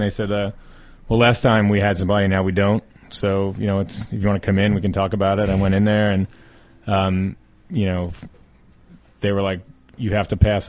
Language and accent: English; Philadelphia, Pennsylvania, United States; moved away as an adult; also born or lived in New Jersey; now in California, United States; I came out for the winter because I'm from Philadelphia